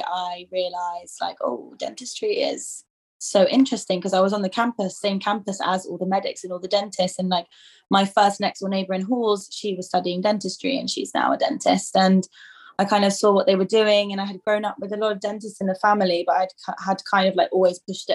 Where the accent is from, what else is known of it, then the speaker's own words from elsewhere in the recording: England, United Kingdom; moved away as an adult; now in Sweden; I'm actually born here, but I grew up in England, so like we moved to England when I was like one